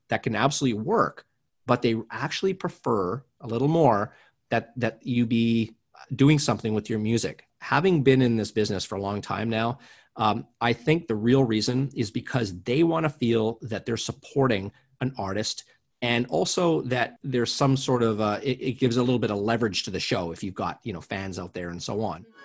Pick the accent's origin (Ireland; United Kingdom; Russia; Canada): Canada; moved away as an adult; now in Los Angeles, United States; I'm originally from Canada. I live in Los Angeles now.